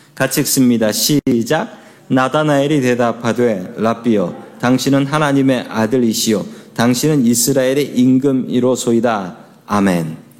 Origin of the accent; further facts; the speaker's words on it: Seoul, South Korea; 저의 고향은 서울입니다